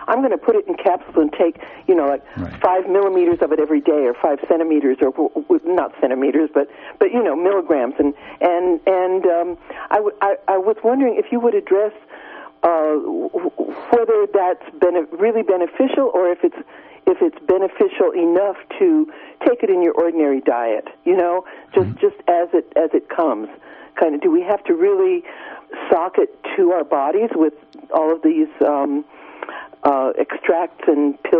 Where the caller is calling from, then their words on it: Garberville, California, United States; I'm uh, grateful for your show. Um, I, I'm from Garberville